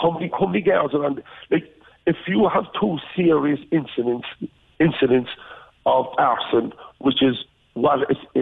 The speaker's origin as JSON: {"language": "English", "town": "Cork", "region": "Munster", "country": "Ireland", "tie": "born or raised there", "said": "growing up in Trotfield in Achmahini"}